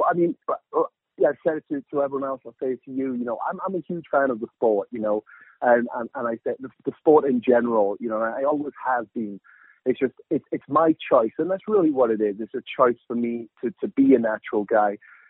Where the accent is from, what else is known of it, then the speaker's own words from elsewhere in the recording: United Kingdom; moved away as an adult; now in United States; But the funny thing is that every time that I go home back to the UK, I go home